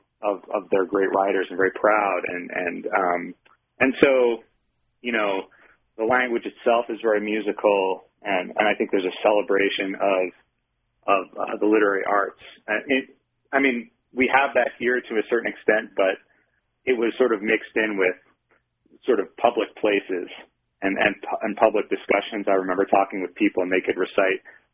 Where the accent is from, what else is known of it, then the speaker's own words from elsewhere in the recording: Michigan, United States; now in Utah, United States; I grew up in Michigan